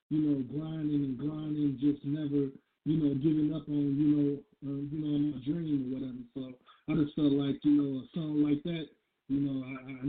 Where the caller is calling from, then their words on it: Grand Rapids, Michigan, United States; I'm calling from Michigan, Grand Rapids, Michigan.